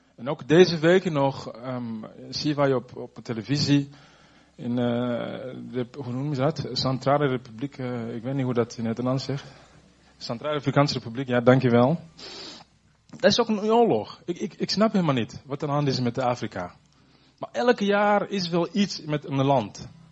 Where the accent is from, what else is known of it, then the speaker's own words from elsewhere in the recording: Burundi; also born or lived in Zutphen; now in Netherlands; ik kom uit Burundi